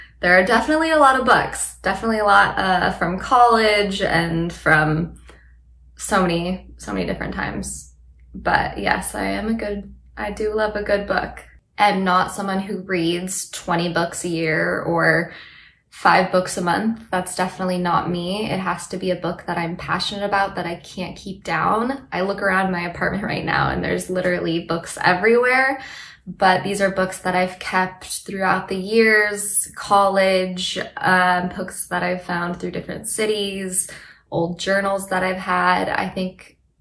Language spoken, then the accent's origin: English; Tacoma, Washington, United States; moved away as an adult; also born or lived in Seattle, Washington; now in Los Angeles, United States; I'm from Tacoma, which is right outside of Seattle